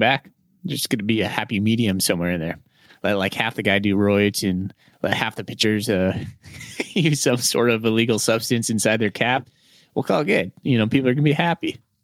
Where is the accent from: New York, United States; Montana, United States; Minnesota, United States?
Montana, United States; Great Falls; now in Spokane, United States; I grew up in Great Falls, Montana